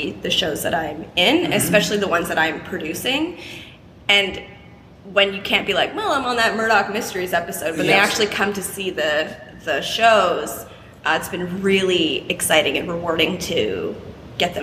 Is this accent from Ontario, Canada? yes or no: no; Eastern Townships, Quebec, Canada; there was a few companies where I grew up in the Eastern Townships in Quebec